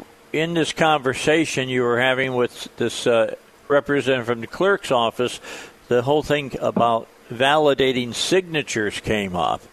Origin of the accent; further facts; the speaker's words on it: outside of Chicago, Illinois, United States; now in Arkansas, United States; I grew up outside of Chicago.